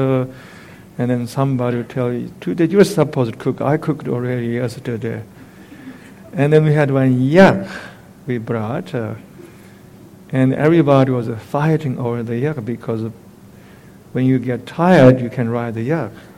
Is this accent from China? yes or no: yes; eastern Tibet, China; moved away; In my hometown in eastern Tibet, everybody pays a visit to this particular temple once in their lifetime.